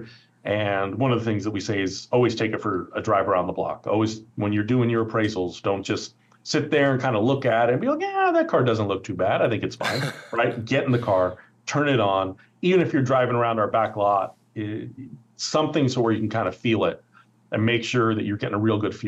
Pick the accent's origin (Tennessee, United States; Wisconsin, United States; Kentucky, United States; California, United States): California, United States; Oakland; I grew up in Oakland. I've lived here my entire life